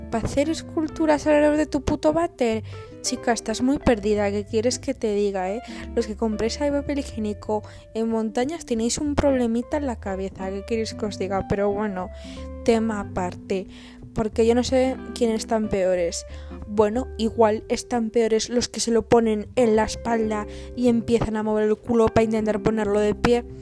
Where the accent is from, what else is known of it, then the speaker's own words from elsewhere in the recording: Andalusia, Spain; accent: Andalusian; El acento andaluz me sale a veces porque soy medio andaluza.